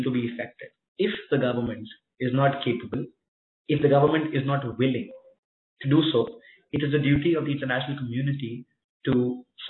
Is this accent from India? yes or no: yes; India; also born or lived in Pune; I as an Indian, I as somebody who's residing in Pune right now